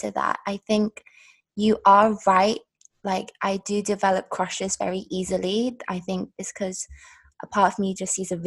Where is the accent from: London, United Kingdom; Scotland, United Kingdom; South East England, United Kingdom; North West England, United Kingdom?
London, United Kingdom; also born or lived in China; my family are from Hong Kong. I was born in China, and I was raised in London.